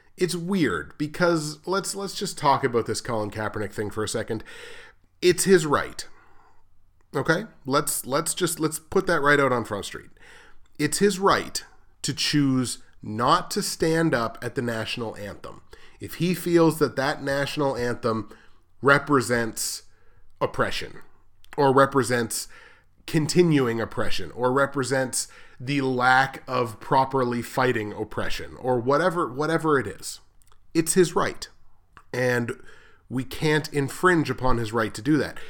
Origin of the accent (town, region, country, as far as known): Canada